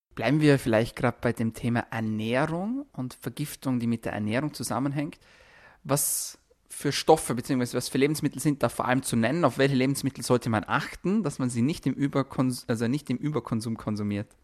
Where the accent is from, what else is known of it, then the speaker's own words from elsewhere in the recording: Austria; bei uns in Österreich, zum Beispiel bei mir, in meiner Region ist das Wasser sehr kalkhaltig